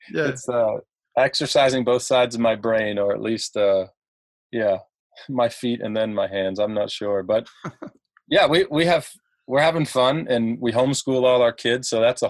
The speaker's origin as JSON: {"language": "English", "country": "United States", "also_born_or_lived": "Lancaster County, Pennsylvania", "said": "I'm from the States."}